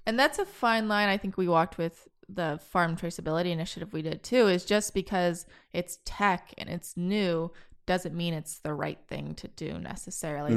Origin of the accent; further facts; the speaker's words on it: Kansas, United States; now in Austin, United States; growing up in Kansas, there was no, there's no opportunity to rock climb